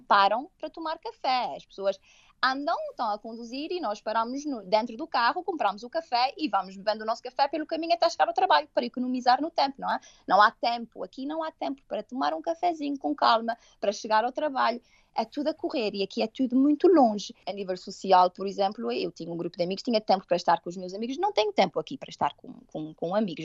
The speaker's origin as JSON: {"language": "Portuguese", "country": "Portugal", "tie": "born or raised there", "also_born_or_lived": "Toronto, Canada", "moved": "as an adult", "lives_now": "Canada", "said": "na minha terra, digamos assim, eu venho de uma ilha, não é? De um, um sítio muito pequenino em que toda a gente se conhece"}